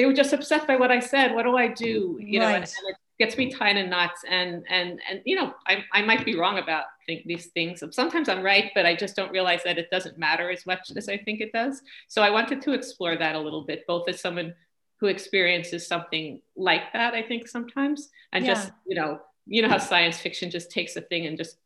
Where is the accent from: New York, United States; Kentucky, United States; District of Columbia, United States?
New York, United States; moved away as an adult; now in Montreal, Canada; I'm from New York